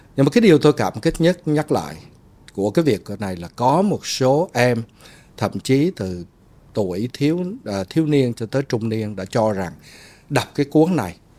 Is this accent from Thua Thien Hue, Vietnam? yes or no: no; Ho Chi Minh City, Vietnam; moved away as an adult; also born or lived in Hue, Vietnam / United States / Hanoi, Vietnam; tôi sinh ở huế lớn lên ở sài gòn 28 năm đi qua Mỹ ở 28 năm